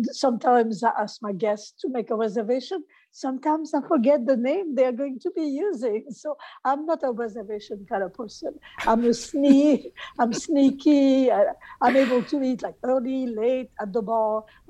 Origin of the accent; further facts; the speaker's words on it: Paris, Île-de-France, France; now in Atlanta, United States; I grew up in Paris.